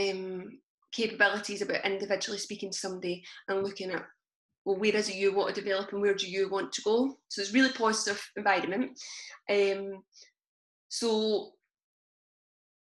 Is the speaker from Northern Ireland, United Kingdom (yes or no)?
no; Blantyre, Scotland, United Kingdom; I came from Blantyre and spent pretty much my whole childhood living and hanging about Blantyre.